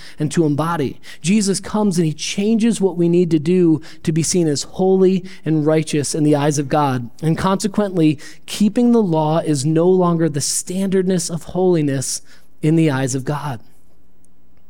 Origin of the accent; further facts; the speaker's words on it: Perry, United States; now in Rochester, United States; I grew up in Perry